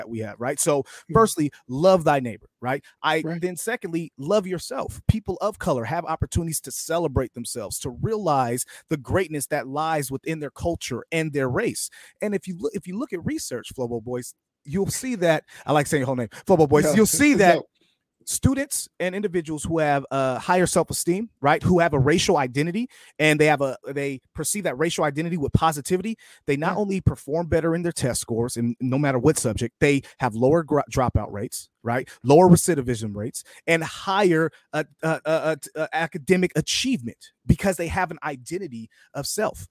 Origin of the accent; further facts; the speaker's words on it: United States; I'm an American, right? I'm a proud American, right? This is my country